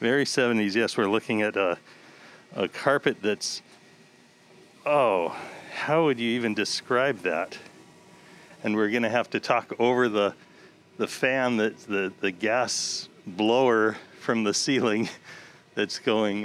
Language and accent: English; Seattle, Washington, United States; growing up in South End of Seattle